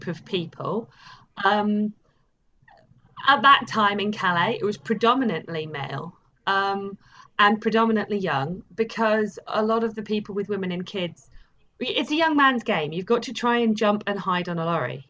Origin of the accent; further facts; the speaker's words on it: England, United Kingdom; also born or lived in Cockney heritage (London); now in Bristol, United Kingdom; I'm from England